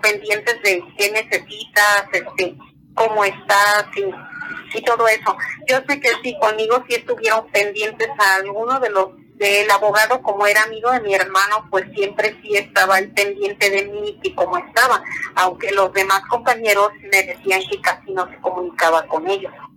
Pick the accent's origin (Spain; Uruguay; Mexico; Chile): Mexico; Zapacoya, Veracruz; de donde yo soy de Zapacoya Veracruz